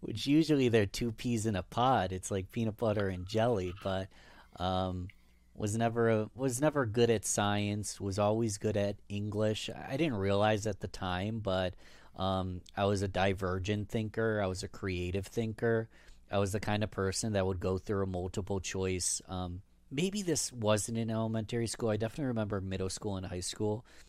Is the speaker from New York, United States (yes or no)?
yes; Rochester, New York, United States; I was born in nineteen ninety-one in Rochester, New York. Born and raised.